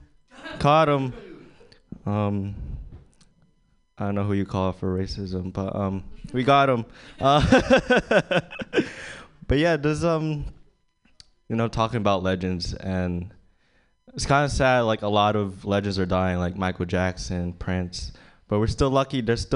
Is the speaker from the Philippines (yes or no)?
yes; Philippines; I'm Filipino. That's Chinese to most of you guys. Yeah, it's kind of hard being Filipino.